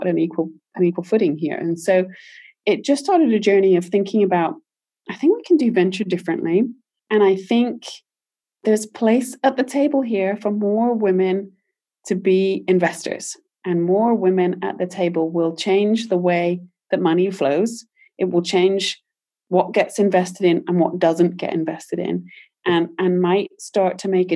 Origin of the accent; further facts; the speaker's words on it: United Kingdom; moved away as an adult; now in United States; I'm British originally